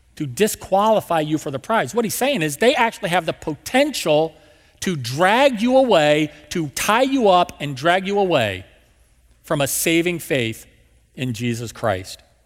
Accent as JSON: {"language": "English", "region": "West Virginia", "country": "United States", "tie": "born or raised there", "also_born_or_lived": "Marietta, Georgia", "moved": "yes", "lives_now": "St. Louis, United States", "said": "my dad had Lowe's back in my hometown in West Virginia"}